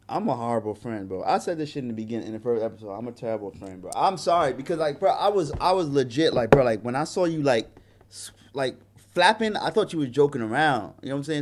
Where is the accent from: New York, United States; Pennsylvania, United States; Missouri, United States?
New York, United States; New York City; moved away as an adult; also born or lived in Hawaii; a young brother growing up in Brooklyn, New York